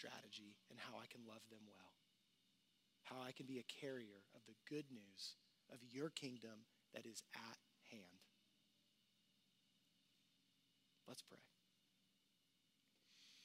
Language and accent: English; Houston, Texas, United States; I grew up in Texas, in Houston